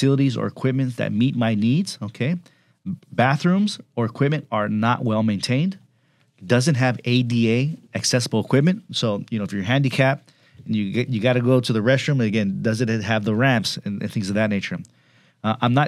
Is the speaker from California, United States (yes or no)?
yes; Pomona, California, United States; growing up in Pomona and working in Pomona for some years